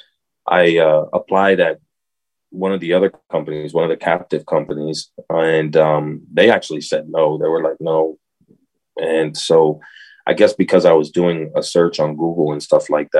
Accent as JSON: {"language": "English", "town": "Tampa", "region": "Florida", "country": "United States", "also_born_or_lived": "Miami", "said": "I went ahead and moved from Miami to Tampa, which I'm originally from Tampa"}